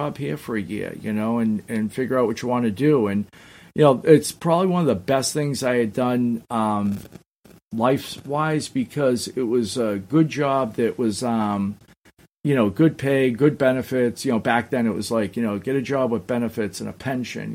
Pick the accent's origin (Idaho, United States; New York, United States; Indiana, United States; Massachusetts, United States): Massachusetts, United States; Somerville; I was actually from Somerville, which is next to Malden. But no, it's funny. I grew up right outside of Boston